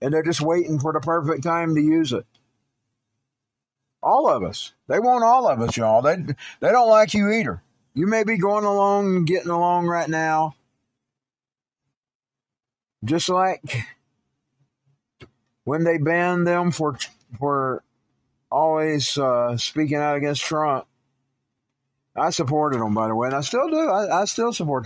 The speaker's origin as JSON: {"language": "English", "country": "United States", "said": "I am an American citizen"}